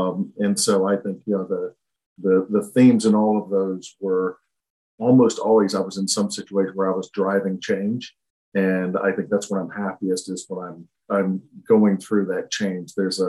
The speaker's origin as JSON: {"language": "English", "region": "the South", "country": "United States", "tie": "born or raised there", "said": "And I grew up in the South"}